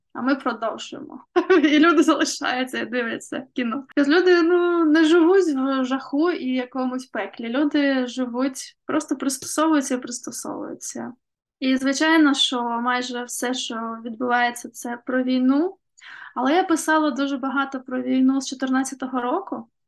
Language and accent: Ukrainian; Kherson, Kherson Oblast, Ukraine; Мій рідний Херсон е, теж потрапив в окупацію.